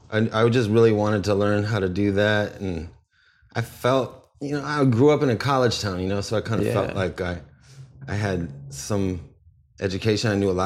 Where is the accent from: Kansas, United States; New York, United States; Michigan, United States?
Michigan, United States; Ann Arbor; born there; I was born in 78 in Ann Arbor, Michigan.